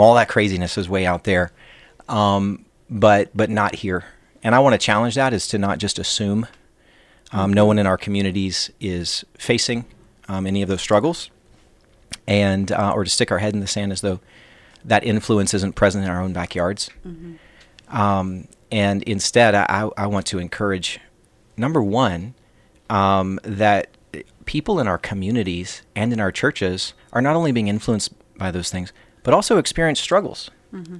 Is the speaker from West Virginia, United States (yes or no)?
yes; Sod, West Virginia, United States; moved away as an adult; now in Morgantown, United States; I'm, I'm from Lincoln County, West Virginia, born and raised